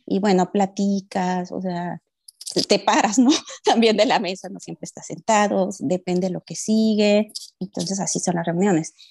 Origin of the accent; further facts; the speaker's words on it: Mexico; moved away; soy de México